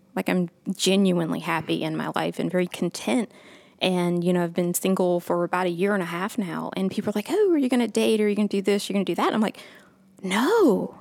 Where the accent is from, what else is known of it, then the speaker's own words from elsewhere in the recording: Augusta, Georgia, United States; also born or lived in Jesup, Georgia / Aiken, South Carolina / Atlanta, Georgia; I'm originally from Augusta. I was born here, and then my family moved down to a little town called Jessup, Georgia